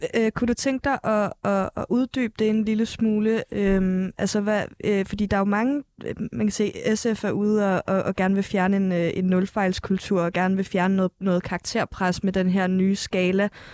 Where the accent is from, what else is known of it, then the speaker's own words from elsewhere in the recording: Fejø, Zealand, Denmark; also born or lived in Lolland; jeg er vokset op på Fejø. Jeg er gået i sko- folkeskole på Lolland